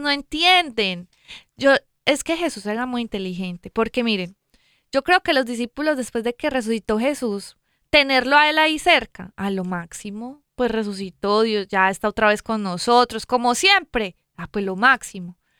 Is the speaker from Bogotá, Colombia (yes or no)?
no; Medellín, Antioquia, Colombia; yo soy de Medellín, Colombia